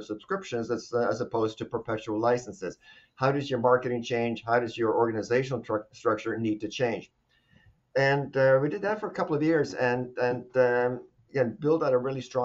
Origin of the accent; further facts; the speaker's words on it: Norway; moved away as an adult; also born or lived in Arizona; now in United States; I'm actually from Norway originally.